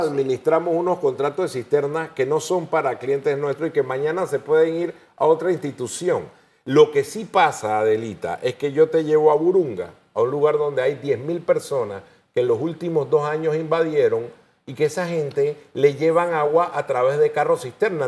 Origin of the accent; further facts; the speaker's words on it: Panama; como panameños